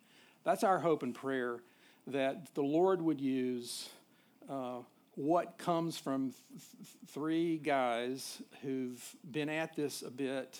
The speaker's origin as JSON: {"language": "English", "town": "Nashville", "region": "Tennessee", "country": "United States", "tie": "born or raised there", "also_born_or_lived": "Charlottesville", "said": "When I arrived in Charlottesville, by the way, I grew up in Nashville."}